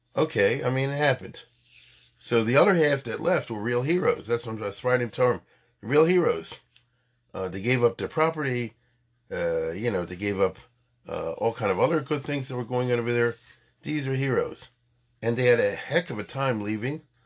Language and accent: English; United States; we were born in America, but our parents came not that long before from Europe after the Holocaust